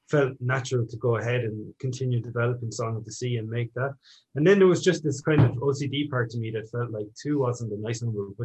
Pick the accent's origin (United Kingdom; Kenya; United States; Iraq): United Kingdom; Northern Ireland; And I was originally from Northern Ireland, so definitely have a lot of connections to the ongoing echoes of all the stuff that goes back to those early days of the English colonization of the country.